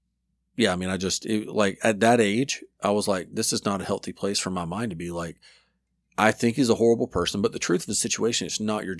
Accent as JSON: {"language": "English", "town": "Dothan", "region": "Alabama", "country": "United States", "tie": "born or raised there", "said": "I grew up in Dothan, right by Florida."}